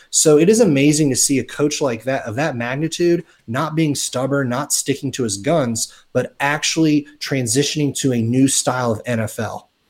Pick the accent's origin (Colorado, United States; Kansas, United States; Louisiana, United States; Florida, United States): Florida, United States; South; growing up in South Florida